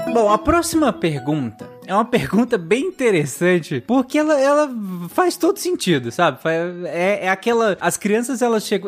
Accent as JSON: {"language": "Portuguese", "region": "Pará", "country": "Brazil", "tie": "born or raised there", "said": "eu cresci no Pará"}